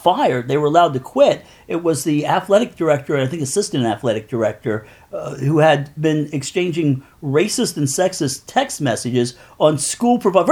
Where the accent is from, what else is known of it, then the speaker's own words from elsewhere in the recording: Coatesville, Pennsylvania, United States; also born or lived in West Chester, Pennsylvania; now in Philadelphia, United States; I grew up in Coatesville, which is a steel town